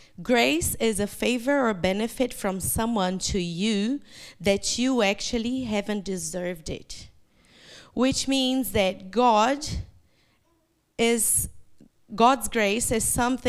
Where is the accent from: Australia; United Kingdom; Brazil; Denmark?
Brazil; first language Portuguese; English is a second language; moved away as an adult; now in New Zealand; eu sou uma brasileira que mora na Nova Zelândia por mais de 14 anos